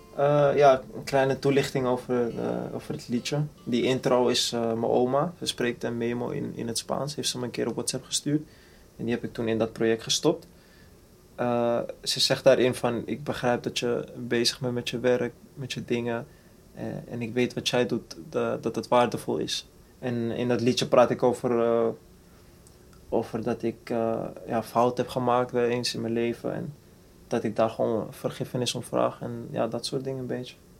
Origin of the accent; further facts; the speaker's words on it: Amsterdam, North Holland, Netherlands; ik ben geboren en getogen in Amsterdam-Zuid, rivierenbuurt